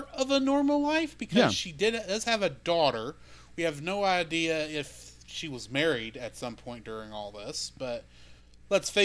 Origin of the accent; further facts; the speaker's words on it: Texas, United States; we grew up in Texas. We all learned how to shoot at a young age.